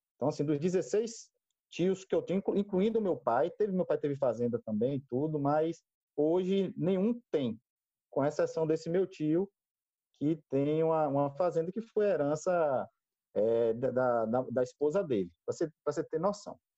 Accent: Ilhéus, Bahia, Brazil; born or raised there; also born or lived in Salvador / Itajuípe

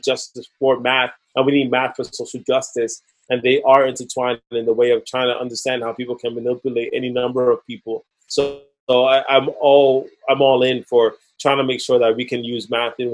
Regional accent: New York City, New York, United States; Growing up in the Lower East Side of Manhattan

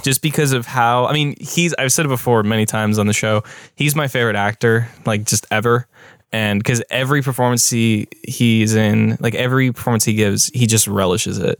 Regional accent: United States; as an American

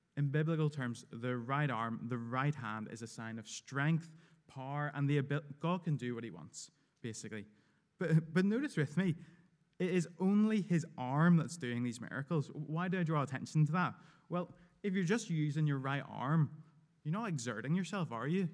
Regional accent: United Kingdom; I'm very British

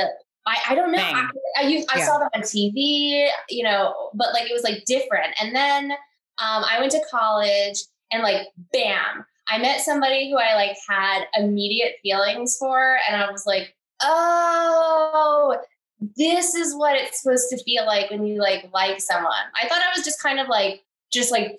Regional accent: New Jersey, United States; I grew up in Jersey, North Jersey

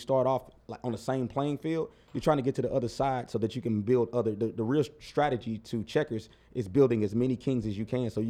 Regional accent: St. Louis, Missouri, United States; I'm like, whoa, we're from St. Louis. You open the door for me? What you want?

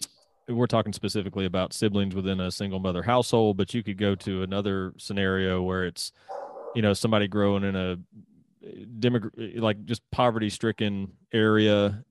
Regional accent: Mississippi, United States; moved away; I'm from Mississippi originally

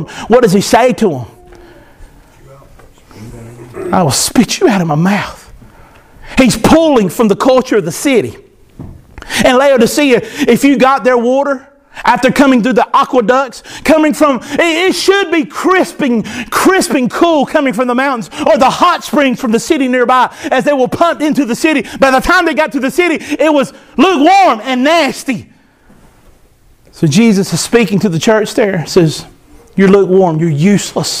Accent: United States; I am an American

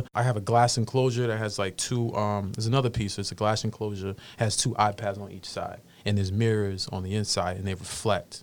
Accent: Boston, Massachusetts, United States; growing up in Roxbury

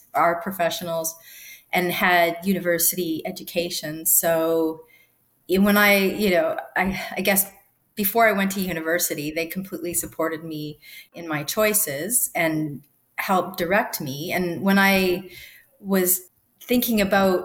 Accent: Sudbury, Ontario, Canada; I grew up in a town called Sudbury in Ontario, and it's actually a mining town

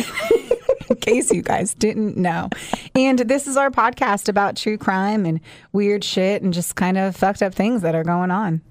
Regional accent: Southern Indiana, United States; also born or lived in Florida; now in Kentucky, United States; I, too, was a s, a Southern Indiana girl

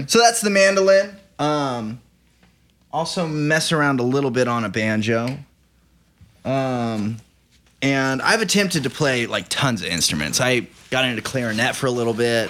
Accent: Banner, Oklahoma, United States; moved away as an adult; also born or lived in Hollywood; now in Los Angeles, United States; I'm from Oklahoma and I've been living here since November, but I moved to Hollywood, uh, month after I turned eighteen

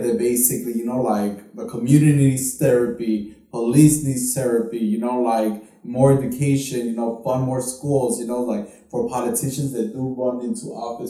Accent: Chicago, Illinois, United States; Because I grew up right here in Pilsen

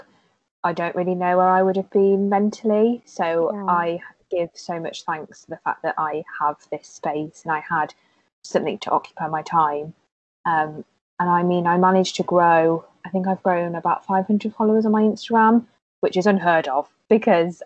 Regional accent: Worcester, West Midlands, United Kingdom; now in Cheltenham, United Kingdom; I'm from Worcester originally

